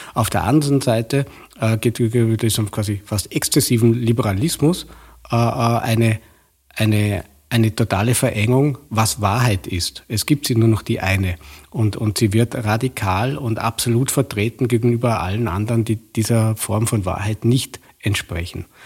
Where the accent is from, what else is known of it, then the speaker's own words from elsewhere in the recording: Vorarlberg, Austria; Vorarlberger, der im bekannt liberalen Vorarlberg auch in den 70er Jahren aufgewachsen bin